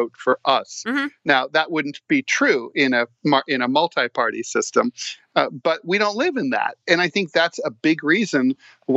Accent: Dayton, Ohio, United States; now in New York City, United States; my hometown of Dayton in Ohio

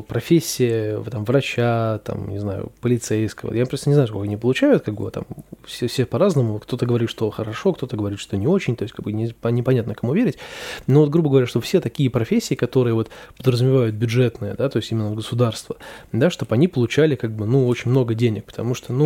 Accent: Saint Petersburg, Russia; я считаю, что я из Петербурга

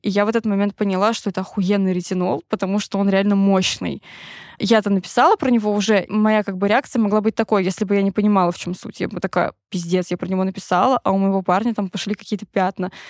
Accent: Tver Oblast, Russia; я выросла в Тверской области

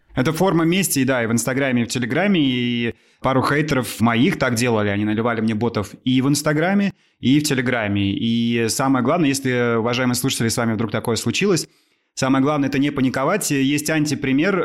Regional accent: Amur Oblast backcountry, Russia; Я парень из Амурской глубинки

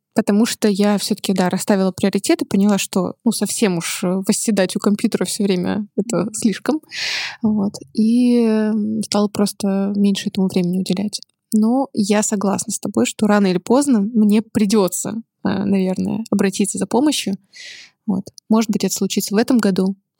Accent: Chelyabinsk, Chelyabinsk Oblast, Russia; moved away as an adult; also born or lived in Saint Petersburg; я выросла в Челябинске, это не очень модный город

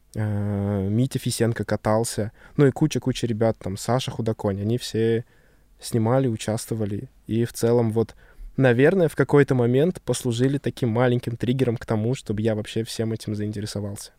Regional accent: Chita, Zabaykalsky Krai, Russia; moved away; я там провел свое детство.

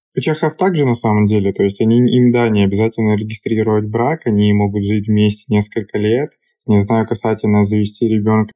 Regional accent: Russia; moved away as an adult; now in Czech Republic; я из России, изучаю чешский

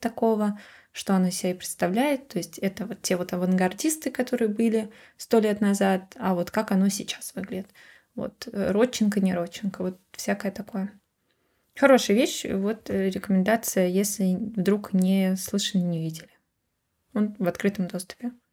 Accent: Moscow, Russia; я росла в Москве

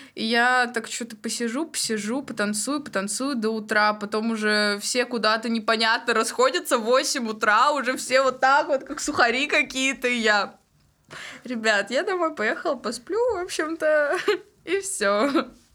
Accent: Golyshmanovo, Tyumen Oblast, Russia; moved away; я из Галышманова, это Тюменская область, вот. Но я училась 10-11 класс в Тюмени

